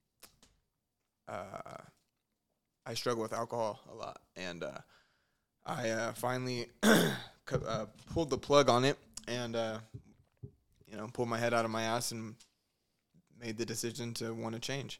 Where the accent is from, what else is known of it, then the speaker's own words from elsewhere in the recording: Stockton, California, United States; moved away as an adult; I'm from Stockton, California. I moved out here in about 2012, end of 2012.